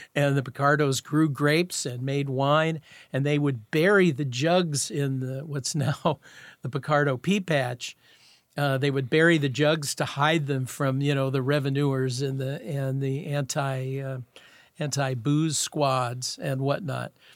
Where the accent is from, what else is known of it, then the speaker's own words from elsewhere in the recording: Seattle, Washington, United States; I grew up in Garlic Gulch, and Garlic Gulch, Rainier Valley